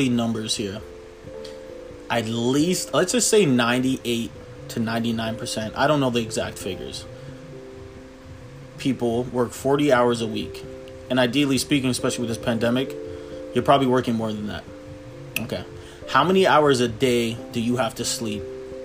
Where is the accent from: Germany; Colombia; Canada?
Canada; Toronto, Ontario; I'm from Toronto, Canada